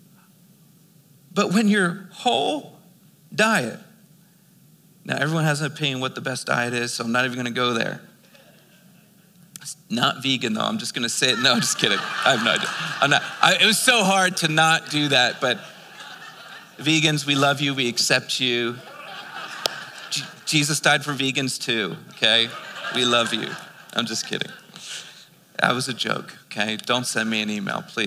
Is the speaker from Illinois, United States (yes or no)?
no; Philadelphia, Pennsylvania, United States; now in Albuquerque, United States; I was born and raised in Philadelphia.